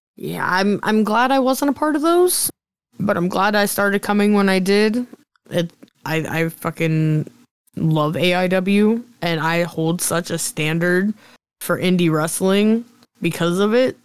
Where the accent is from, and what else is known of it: Chippewa, Pennsylvania, United States; born or raised there